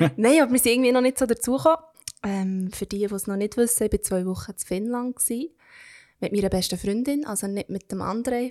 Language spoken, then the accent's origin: German; Switzerland; als Schweizer oder Schweizerin